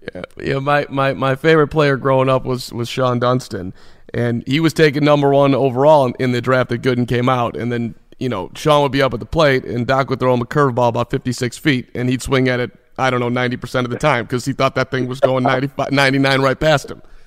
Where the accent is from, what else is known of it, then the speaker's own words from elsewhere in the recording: Chicago, Illinois, United States; I was 11 years old in in 1984, growing up in Chicago